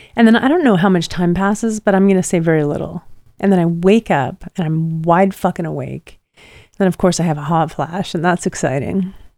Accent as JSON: {"language": "English", "region": "Pacific Northwest", "country": "United States", "tie": "born or raised there", "moved": "yes", "said": "growing up in the Pacific Northwest"}